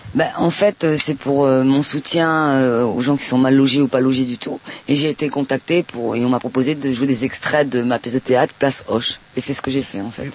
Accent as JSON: {"language": "French", "country": "Palestine", "moved": "yes", "lives_now": "France", "said": "je viens de Palestine"}